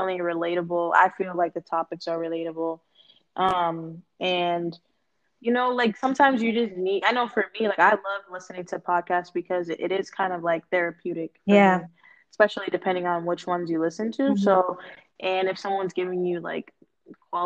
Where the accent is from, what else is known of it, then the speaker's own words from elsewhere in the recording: Boston, Massachusetts, United States; also born or lived in North Carolina; born and raised in Boston